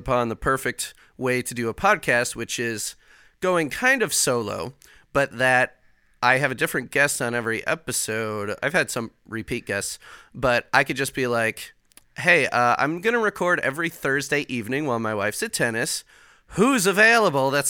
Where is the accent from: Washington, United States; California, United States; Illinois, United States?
Illinois, United States; Chicago; now in Indiana, United States; I'm actually from Chicago